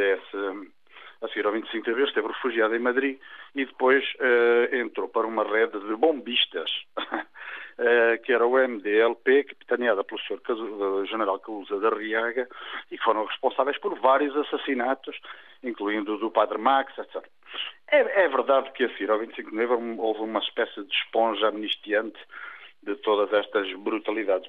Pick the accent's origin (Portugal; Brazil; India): Portugal; Coimbra, Centro; Era um estudante aqui da minha terra, de Coimbra